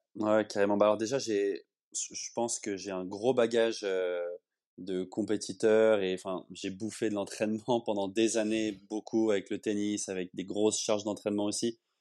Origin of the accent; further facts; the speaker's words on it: Le Châtelet-en-Brie, Île-de-France, France; moved away as an adult; also born or lived in Paris; now in Barcelona, Spain; la ville où j'ai grandi, au Châtelet-en-Brie, en, Seine-et-Marne